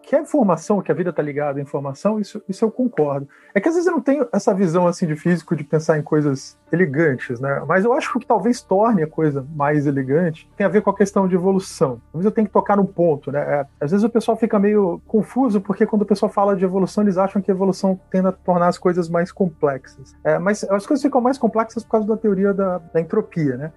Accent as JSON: {"language": "Portuguese", "town": "Teresópolis", "region": "Rio de Janeiro", "country": "Brazil", "tie": "born or raised there", "said": "Eu nasci em Teresópolis, no estado do Rio"}